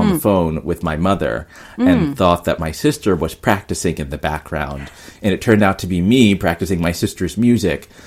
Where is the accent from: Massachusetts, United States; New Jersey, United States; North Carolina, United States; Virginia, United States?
North Carolina, United States; moved away as an adult; now in New York, United States; I grew up in North Carolina, which is in the south of, you know, United States